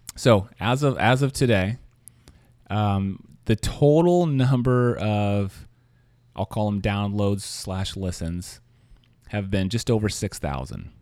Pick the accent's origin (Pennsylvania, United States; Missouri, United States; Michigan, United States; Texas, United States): Missouri, United States; Kansas City; now in San Francisco, United States; I'm from Kansas City